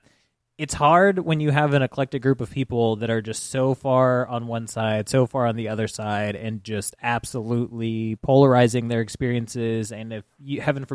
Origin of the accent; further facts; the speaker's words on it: Houston, Texas, United States; It feels like I grew up in Houston